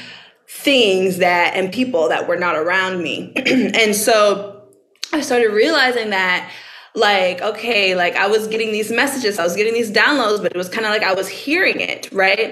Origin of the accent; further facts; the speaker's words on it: Baton Rouge, Louisiana, United States; I'm from Baton Rouge